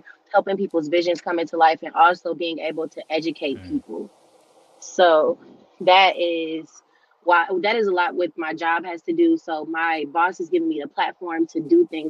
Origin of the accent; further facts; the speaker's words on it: Georgia, United States; also born or lived in Cleveland, Ohio; I'm originally from Cleveland, Ohio, but I've been in Georgia my whole life. So yeah, I guess I'm from Georgia